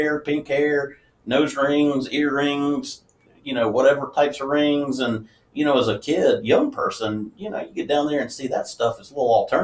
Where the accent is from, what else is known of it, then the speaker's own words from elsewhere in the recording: High Point, North Carolina, United States; I kind of grew up in the Jamestown, High Point area